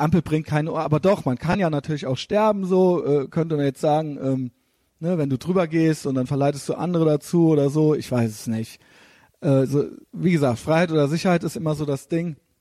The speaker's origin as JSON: {"language": "German", "country": "Germany", "said": "wo wir hier in Deutschland, ich merke es ja als Deutscher"}